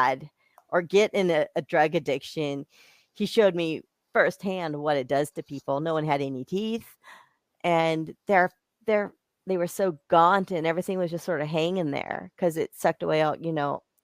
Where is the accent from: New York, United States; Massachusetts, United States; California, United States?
California, United States; Bakersfield; I grew up in Bakersfield, so I saw like some really serious addicts